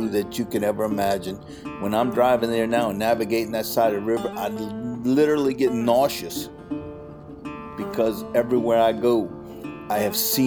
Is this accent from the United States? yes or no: yes; Luling, Louisiana, United States; also born or lived in Buras, Louisiana; I grew up in Luling, Louisiana, a little town southwest of New Orleans, probably 25 minutes away